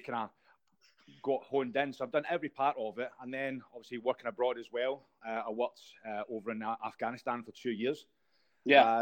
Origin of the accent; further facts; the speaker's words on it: Scotland, United Kingdom; I'm Scottish